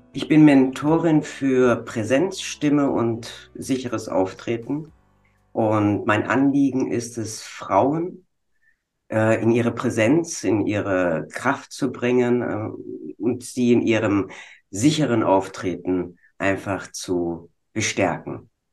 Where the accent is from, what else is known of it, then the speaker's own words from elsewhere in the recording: Bonn, North Rhine-Westphalia, Germany; Ich komme aus dem Rheinland in Bonn.